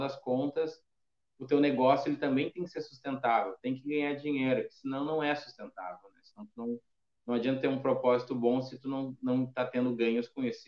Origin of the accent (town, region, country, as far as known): Brazil